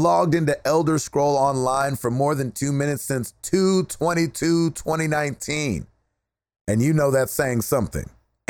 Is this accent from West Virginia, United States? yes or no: yes; West Virginia, United States; I'm from West Virginia. It is set in West Virginia.